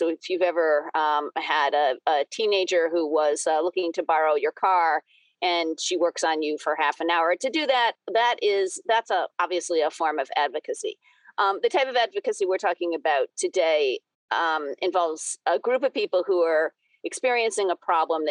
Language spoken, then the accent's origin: English; New England, United States; also born or lived in Boston, Massachusetts; I grew up in New England, spent a bunch of time bouncing around the country, then found my way back to suburban Boston about 20 years ago now